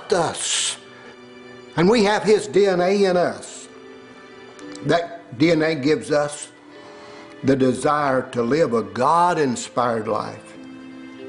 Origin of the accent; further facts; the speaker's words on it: Tennessee, United States; I grew up in Tennessee